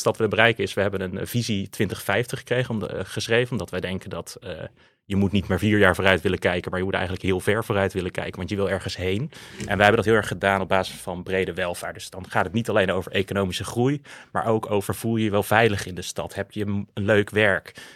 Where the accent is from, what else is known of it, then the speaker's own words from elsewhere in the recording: Eindhoven, North Brabant, Netherlands; now in 's-Hertogenbosch, Netherlands; Ik ben in Eindhoven opgegroeid